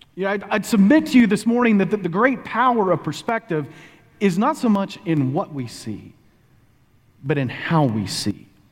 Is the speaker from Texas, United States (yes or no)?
yes; Texas, United States; moved away as an adult; also born or lived in Pennsylvania; now in Oklahoma, United States; Bonnie and I were both born and raised in Texas